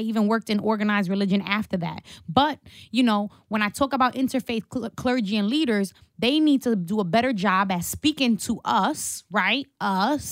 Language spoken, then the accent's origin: English; New York City, New York, United States; my church on Court Street in downtown Brooklyn where I grew up